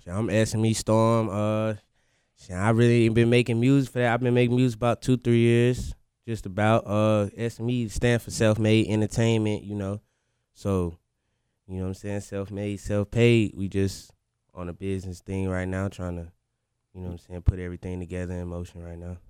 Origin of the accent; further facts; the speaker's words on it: Winston-Salem, North Carolina, United States; also born or lived in Florida; we really from, uh, Winston Salem.